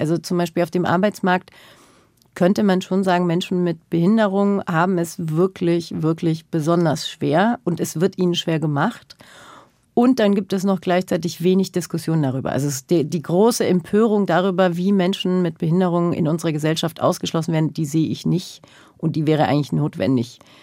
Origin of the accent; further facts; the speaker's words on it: Germany; ich bin als solches in den 80er, 90er Jahren in Deutschland groß geworden